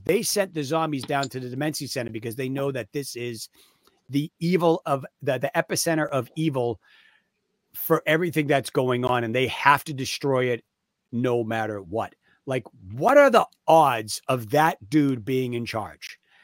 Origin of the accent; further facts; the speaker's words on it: Waltham, Massachusetts, United States; I grew up in Waltham